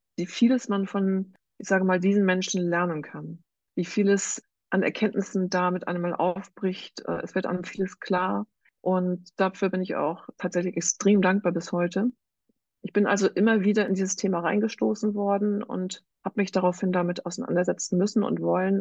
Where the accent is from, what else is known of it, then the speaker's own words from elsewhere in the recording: Northern Germany, Germany; Ich selber habe drei erwachsene Kinder und komme aus Norddeutschland.